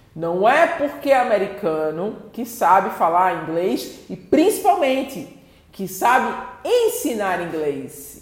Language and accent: Portuguese; Brazil; Eu sou uma brasileira que estudei o idioma e sei passar o idioma. Eu sou nativa em português.